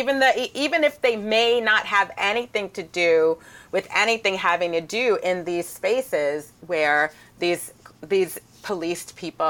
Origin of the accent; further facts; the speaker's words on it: New York, United States; growing up in New York